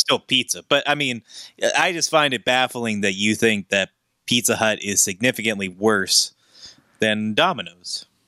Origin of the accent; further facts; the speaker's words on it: Pittsburgh, Pennsylvania, United States; I'm from Pittsburgh, Pennsylvania.